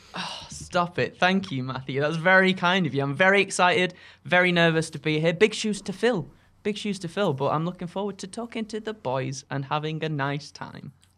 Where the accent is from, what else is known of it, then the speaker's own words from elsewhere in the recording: Skipton, Yorkshire and the Humber, United Kingdom; moved away; I'm from North Yorkshire, a little town called Skipton